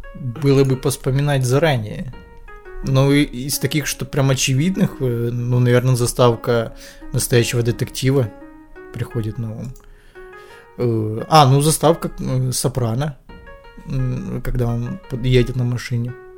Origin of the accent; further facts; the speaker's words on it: Ukraine; я как бы украинец